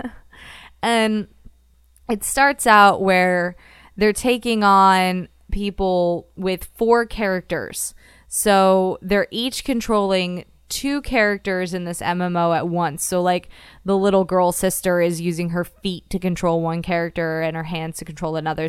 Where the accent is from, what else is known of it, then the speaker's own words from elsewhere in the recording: Florida, United States; growing up in Florida